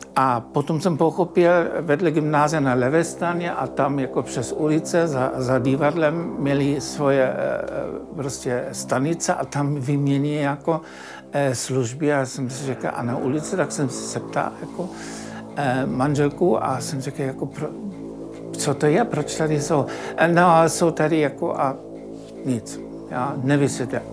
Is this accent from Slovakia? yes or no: no; Berlin, Germany; Czech is a second language; moved away as an adult; also born or lived in Leipzig, Germany; now in Czech Republic; Já jsem eh, se narodil a žil v Berlíně